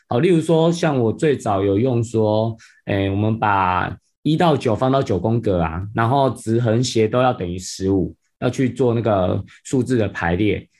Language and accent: Chinese; Penghu County, Taiwan; 我自己从，本身其实就是澎湖人啊，那我嗯。从小就在澎湖长大，生长这样子